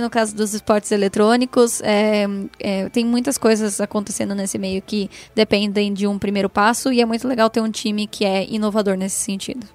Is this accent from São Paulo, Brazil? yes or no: yes; interior of São Paulo, Brazil; Eu sou do interior de São Paulo.